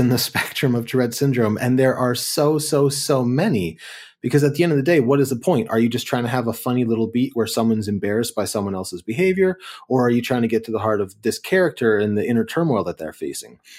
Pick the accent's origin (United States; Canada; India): Canada; Kitchener, Ontario; I grew up in Kitchener, Waterloo in Ontario